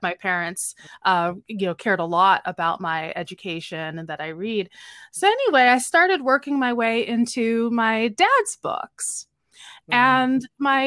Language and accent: English; Philadelphia, Pennsylvania, United States; I grew up in Philadelphia, and my father, my parents are both immigrants from Guyana